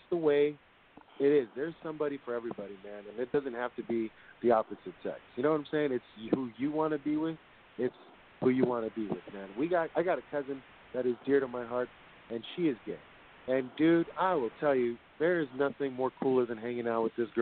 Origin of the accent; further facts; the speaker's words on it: San Francisco, California, United States; now in South San Francisco, United States; I grew up in San Francisco, born in San Francisco, raised over there in 25th in Van Ness